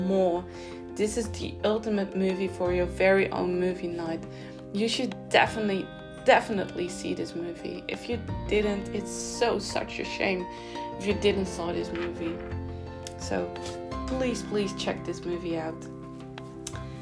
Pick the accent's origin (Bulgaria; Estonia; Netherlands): Netherlands; I live in the Netherlands, and in my hometown, in my city